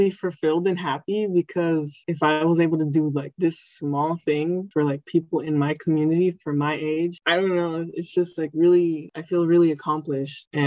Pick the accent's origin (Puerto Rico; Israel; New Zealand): Puerto Rico; first language Spanish; English is a second language; because we came from Puerto Rico. So it was kind of a struggle transitioning from like speaking all Spanish and then going into like a mostly English environment.